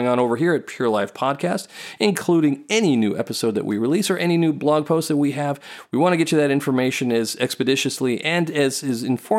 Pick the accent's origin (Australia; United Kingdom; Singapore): Singapore; We went to Singapore. We grew up in Singapore.